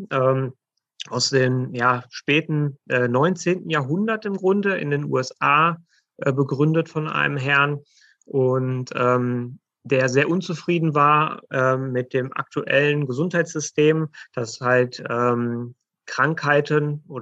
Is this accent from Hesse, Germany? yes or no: no; Gütersloh, North Rhine-Westphalia, Germany; ähm, bin gebürtiger Gütersloher. Äh, wir haben auch unsere Praxis in Gütersloh.